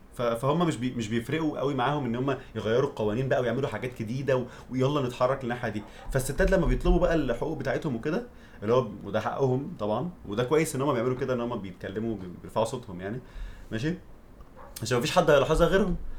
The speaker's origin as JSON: {"language": "Arabic", "country": "Egypt", "also_born_or_lived": "abroad", "moved": "yes", "said": "انا عشت بره وعشت في مصر"}